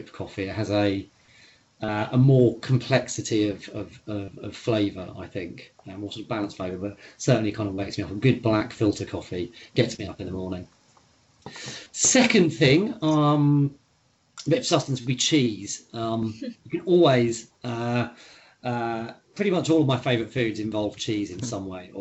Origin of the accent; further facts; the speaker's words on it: East Anglia, East of England, United Kingdom; where I grew up in East Anglia, the very flat landscape